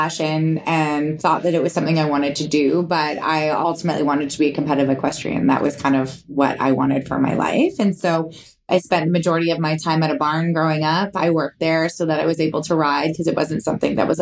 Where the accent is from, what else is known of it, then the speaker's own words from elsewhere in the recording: North Vancouver, British Columbia, Canada; I was born and raised in North Vancouver, BC. So I'm a Vancouver girl